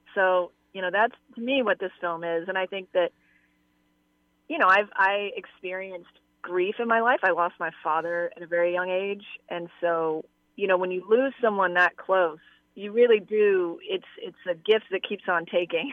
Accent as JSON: {"language": "English", "town": "Atlanta", "region": "Georgia", "country": "United States", "tie": "born or raised there", "said": "I grew up in Atlanta"}